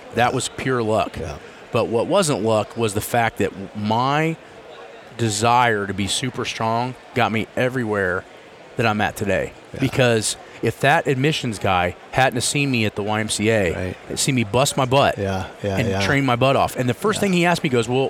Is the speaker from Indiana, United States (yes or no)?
yes; Muncie, Indiana, United States; moved away as an adult; now in Columbus, United States; I grew up in Muncie.